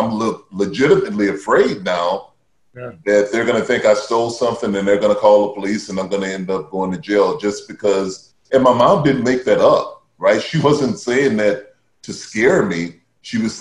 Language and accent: English; Baton Rouge, Louisiana, United States; I grew up in Baton Rouge, Louisiana.